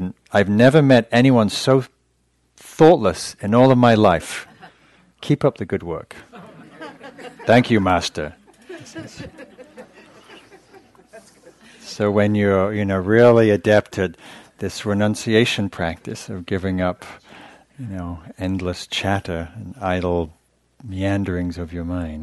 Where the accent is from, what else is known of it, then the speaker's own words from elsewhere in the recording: England, United Kingdom; I'm English